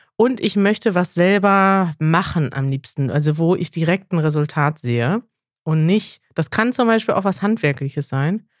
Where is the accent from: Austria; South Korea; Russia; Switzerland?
South Korea; German is a second language; ich komme aus Südkorea